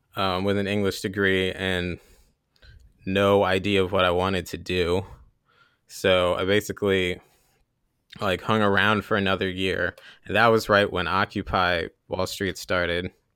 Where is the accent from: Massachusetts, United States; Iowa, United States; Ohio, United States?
Ohio, United States; Columbus; also born or lived in Hillsdale, Michigan; I grew up in Columbus, Ohio